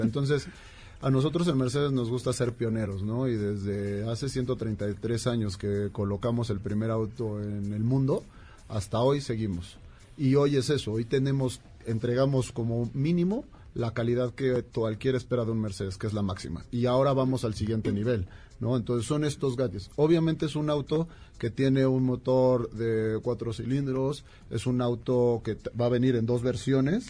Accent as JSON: {"language": "Spanish", "country": "Mexico", "said": "como mexicanos"}